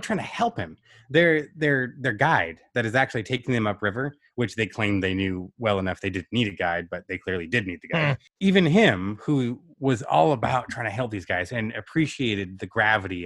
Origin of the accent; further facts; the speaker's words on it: United States; as an American